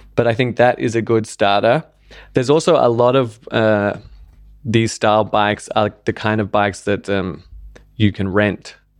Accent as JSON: {"language": "English", "country": "Australia", "tie": "born or raised there", "also_born_or_lived": "London", "moved": "yes", "lives_now": "Berlin, Germany", "said": "I grew up in Australia where you had to have a car to get around"}